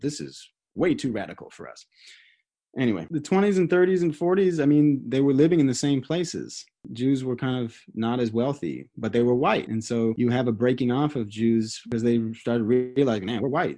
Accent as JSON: {"language": "English", "country": "United States", "said": "we're born and raised in America."}